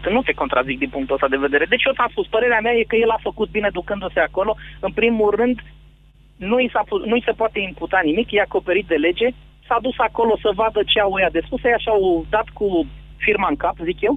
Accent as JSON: {"language": "Romanian", "town": "Brașov", "region": "Brașov County", "country": "Romania"}